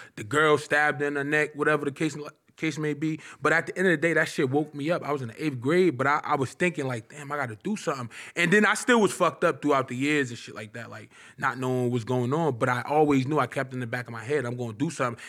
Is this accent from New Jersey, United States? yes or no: yes; Irvington, New Jersey, United States; also born or lived in Newark, New Jersey; I'm from Irvington. I'm from Irvington, New Jersey. I'm from Newark, Irvington, New Jersey